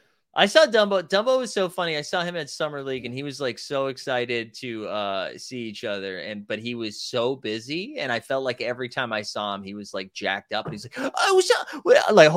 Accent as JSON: {"language": "English", "region": "England", "country": "United Kingdom", "said": "Dude, I'm from England, and that's bad."}